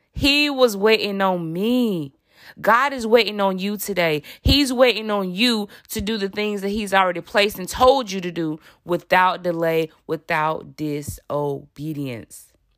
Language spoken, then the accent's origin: English; Alabama, United States; I'm from Alabama. I'm from the South.